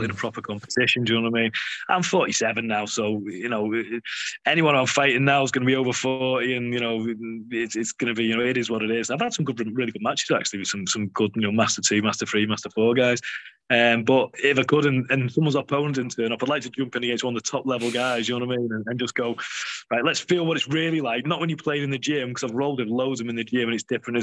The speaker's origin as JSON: {"language": "English", "area": "the North West", "region": "North West England", "country": "United Kingdom", "said": "we're from the Northwest."}